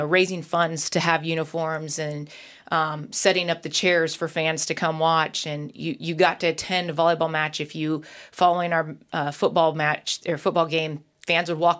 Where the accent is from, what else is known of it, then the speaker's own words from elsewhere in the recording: Nebraska, United States; I grew up in Nebraska